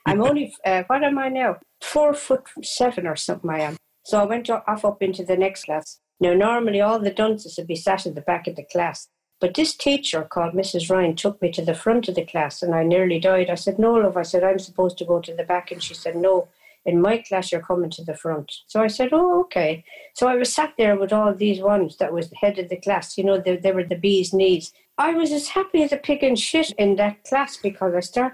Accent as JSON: {"language": "English", "area": "a town near Waterford", "region": "Munster", "country": "Ireland", "tie": "born or raised there", "also_born_or_lived": "Cork"}